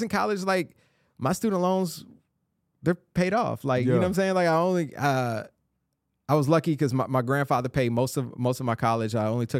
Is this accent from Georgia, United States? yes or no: yes; Atlanta, Georgia, United States; moved away as an adult; now in Nashville, United States; Yeah, I grew up in Clayton County.